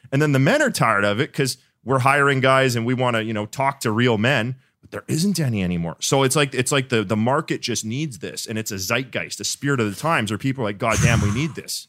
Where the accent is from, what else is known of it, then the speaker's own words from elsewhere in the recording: Winnipeg, Manitoba, Canada; I'm from Winnipeg, so, like, Midwest